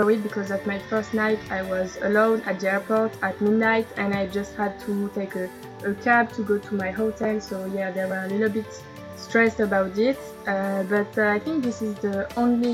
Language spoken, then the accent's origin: English; Strasbourg, Grand Est, France; English is a second language; I'm coming from a town named Strasbourg in the east of France